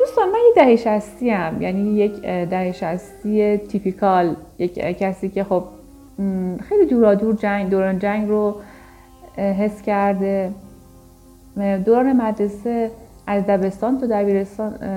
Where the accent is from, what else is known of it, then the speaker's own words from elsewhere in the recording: Iran; ما تو کشوری بزرگ شدیم که دقیقا برهه زمانی که ما نوجوان جوان بودیم انقلابی رو پشت سر گذاشته بود و جنگی در جریان بود